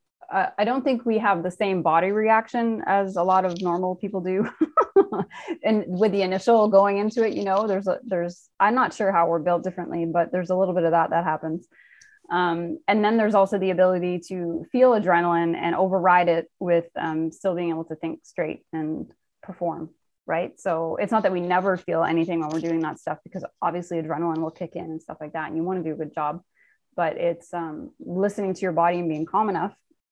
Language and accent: English; Nova Scotia, Canada; born there; now in Toronto, Canada; I am Canadian. Yeah. I was born in Nova Scotia and living in Toronto right now.